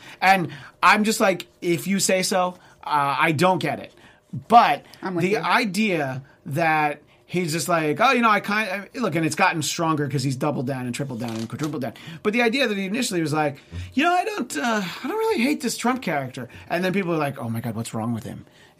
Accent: Canada; look, I'm Canadian.

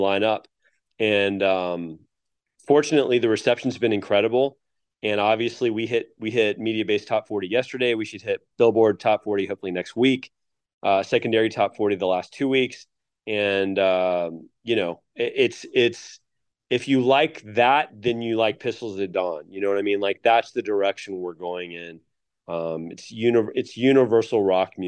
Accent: Atlanta, Georgia, United States; we're all originally from Atlanta

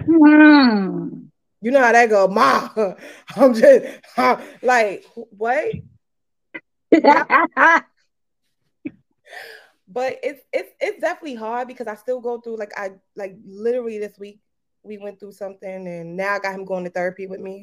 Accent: New York City, New York, United States; I'm from Brooklyn. Definitely from Brooklyn, Kingsboro.

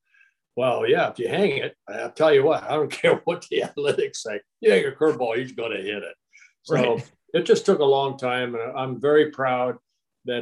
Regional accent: Anaheim, California, United States; also born or lived in Netherlands / Canada / Paramount, California / Garden Grove, California; I grew up right there in Anaheim

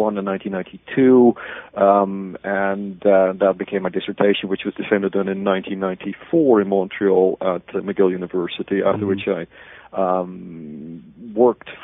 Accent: Haarlem, North Holland, Netherlands; I was born in the Netherlands in a city called Haarlem, which may be familiar to many of you because of New York City having a Haarlem. I was born there in 1962. I went to a high school there in the same city

